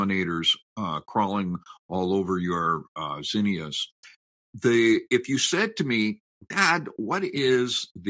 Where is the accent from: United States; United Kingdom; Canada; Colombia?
Canada; the pride I have in being a Canadian, a fifth generation Canadian